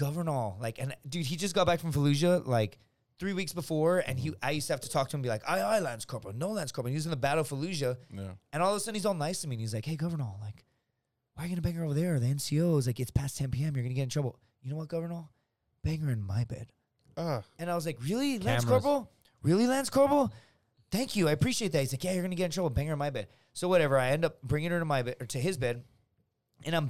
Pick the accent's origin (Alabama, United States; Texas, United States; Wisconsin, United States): Texas, United States; Laredo; my hometown, from Laredo